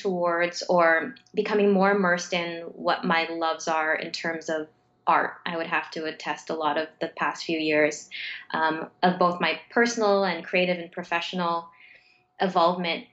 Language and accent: English; Mississauga, Ontario, Canada; now in Toronto, Canada; I'm born and raised in Mississauga, which is a suburb just outside of Toronto, though I live in Toronto now